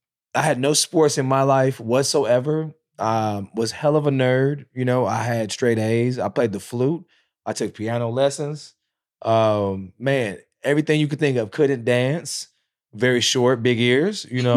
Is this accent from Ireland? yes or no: no; South Korea; I grew up in Korea.